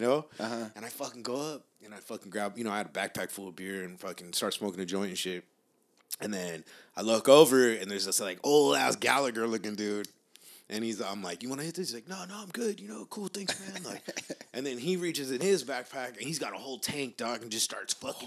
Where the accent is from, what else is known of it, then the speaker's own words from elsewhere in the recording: Long Beach, California, United States; now in East Los Angeles, United States; I grew up in Long Beach where everybody's just like, gotta be cooler than the next person